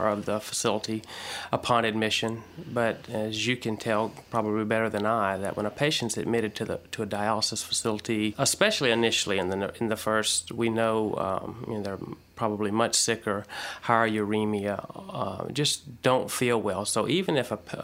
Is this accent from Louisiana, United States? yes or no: yes; Louisiana, United States; accent: Southern; now in Texas, United States; I grew up in Louisiana, and now I live in Texas.